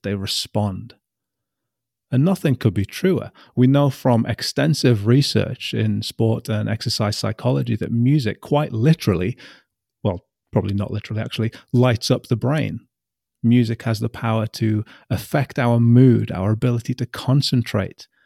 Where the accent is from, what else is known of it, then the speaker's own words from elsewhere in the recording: Newcastle upon Tyne, North East England, United Kingdom; I'm from Newcastle